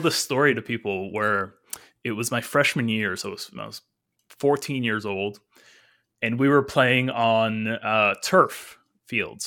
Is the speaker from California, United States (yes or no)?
yes; California, United States; I was born and raised here in California